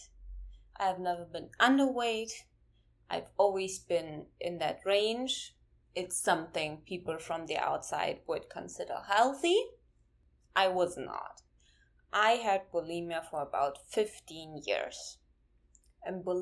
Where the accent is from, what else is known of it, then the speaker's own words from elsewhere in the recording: Germany; I'm from Germany and I grew up in Germany